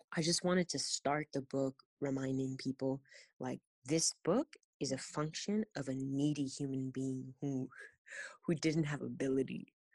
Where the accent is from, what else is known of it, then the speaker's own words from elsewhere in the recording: California, United States; born and raised in California